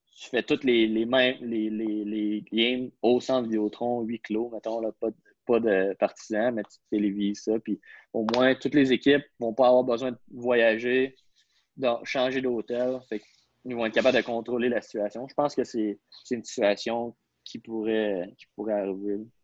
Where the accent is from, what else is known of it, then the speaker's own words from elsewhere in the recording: Quebec, Canada; je suis un Québécois